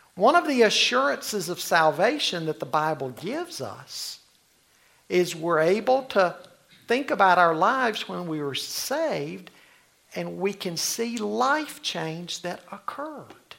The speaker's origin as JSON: {"language": "English", "town": "Charlotte", "region": "North Carolina", "country": "United States", "tie": "born or raised there", "said": "I grew up in the Cotswold area in Charlotte"}